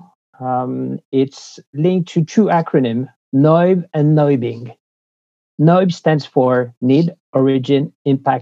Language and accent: English; France; my more normal accent, is something linked to where I'm born and raised, which is in France. I'm a French guy